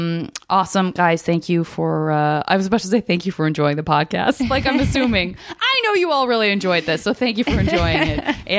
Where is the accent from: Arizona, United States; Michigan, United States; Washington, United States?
Arizona, United States; I'm from Arizona, and I have such a fierce love for, like, the Four Corner states